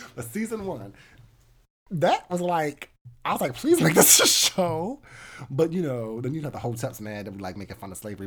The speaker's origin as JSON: {"language": "English", "country": "United States", "said": "as an American"}